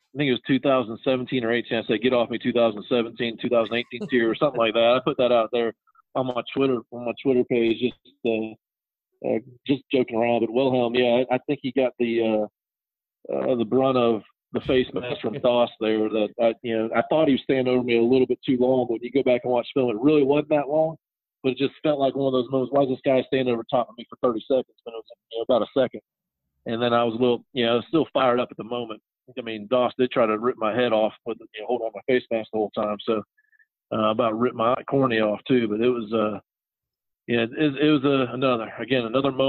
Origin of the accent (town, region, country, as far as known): Troy, Ohio, United States; born or raised there; moved away as an adult; also born or lived in Louisville, Kentucky / Columbia, South Carolina; now in South Carolina, United States